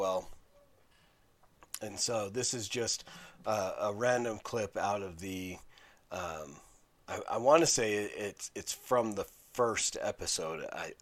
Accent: Salt Lake City, Utah, United States; I grew up in Salt Lake City.

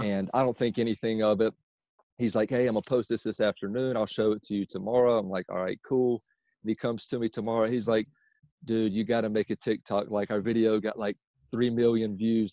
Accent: Myrtle Beach, South Carolina, United States; now in Charlotte, United States; I'm originally from uh, Myrtle Beach, South Carolina, but I currently live in Charlotte, North Carolina

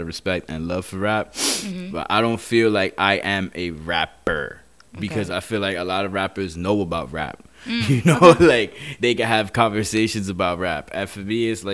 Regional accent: New York City, New York, United States; I'm from Queens, New York

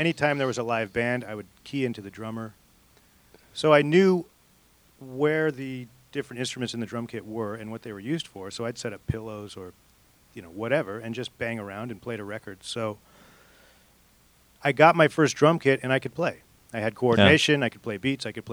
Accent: Orange County, California, United States; In Orange County

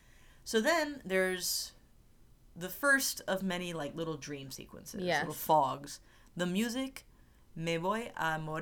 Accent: Miami, Florida, United States; I was born June 16th in Miami.

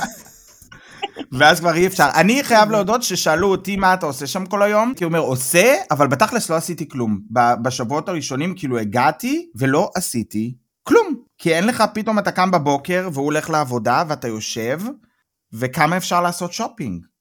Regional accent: Israel; moved away as an adult; now in Germany; אני באתי מהארץ, אה, הייתי בצבא בדובר צה"ל

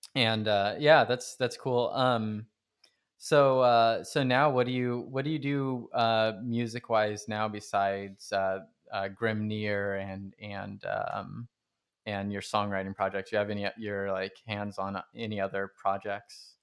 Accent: Stockton, California, United States; I grew up in Stockton

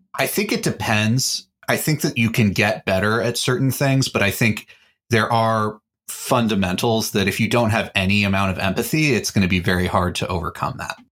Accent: Texas, United States; I am a Texan

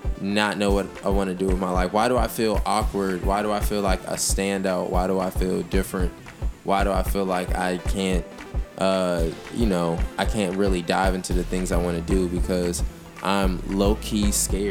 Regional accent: United States

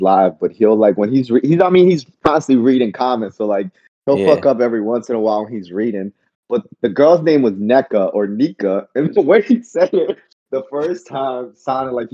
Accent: New Orleans, Louisiana, United States; moved away; I grew up in New Orleans, which is highly populated by Black folks

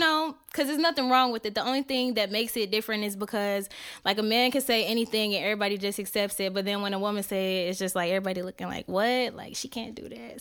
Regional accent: Indiana, United States; where I'm from, I'm from Indiana.

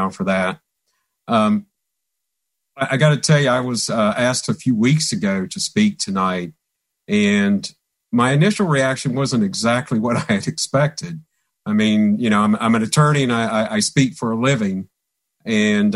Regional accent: Christiansburg, Virginia, United States; moved away; I'm originally from Christiansburg, Virginia, which is in the southwestern part of Virginia

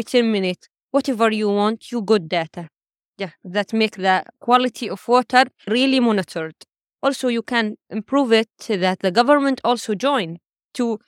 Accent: Palestine; I'm from Palestine. I just came to New York

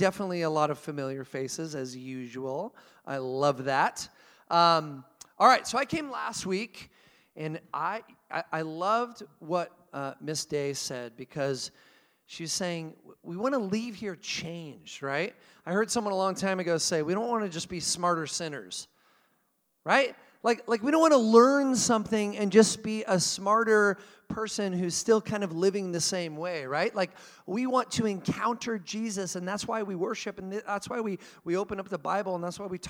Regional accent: Portland, Oregon, United States; moved away; my town where I grew up in Portland, Oregon

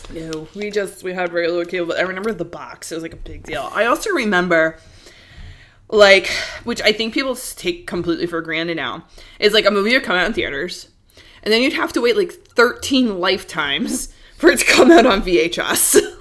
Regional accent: New York City, New York, United States; I'm from Queens

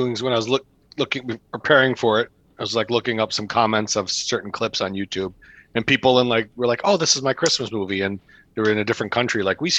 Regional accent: the South, United States; That was a clear social commentary that I'm from the South.

